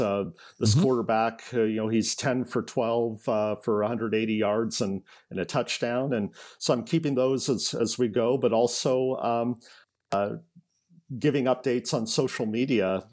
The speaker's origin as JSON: {"language": "English", "town": "Eugene", "region": "Oregon", "country": "United States", "tie": "born or raised there", "also_born_or_lived": "Tacoma, Washington", "moved": "as an adult", "lives_now": "Vancouver, United States", "said": "I uh, grew up in Eugene, Oregon"}